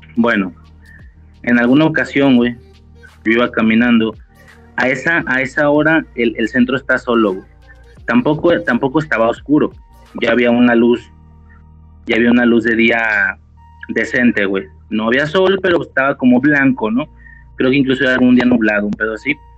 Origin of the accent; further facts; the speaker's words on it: Guadalajara, Jalisco, Mexico; Vivo en Guadalajara, ahorita no, estoy, estoy como que a las afueras, pero bueno, crecí de mi vida en Guadalajara